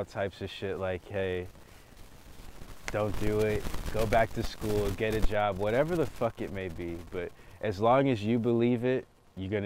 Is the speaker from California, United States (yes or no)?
no; Atlanta, Georgia, United States; moved away as an adult; also born or lived in Miami, Florida / Rockdale County, Georgia; now in Los Angeles, United States; I'm from Atlanta, Georgia, and low-key, you can see it on my shirt, but I'm from Atlanta